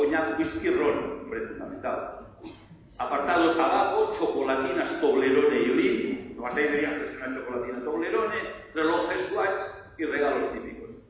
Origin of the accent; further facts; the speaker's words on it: Barcelona, Catalonia, Spain; yo soy de Barcelona